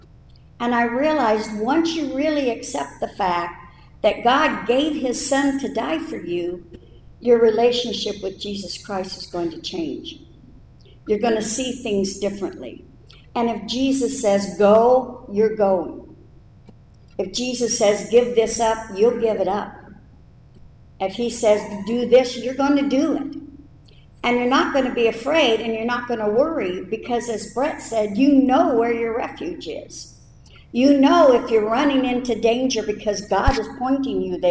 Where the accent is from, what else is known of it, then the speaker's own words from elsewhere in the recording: United States; moved away as an adult; I was 26 and from America